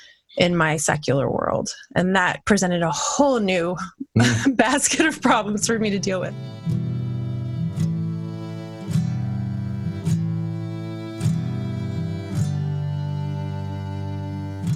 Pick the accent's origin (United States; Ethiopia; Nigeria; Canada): United States; New Orleans, Louisiana; I grew up right outside of New Orleans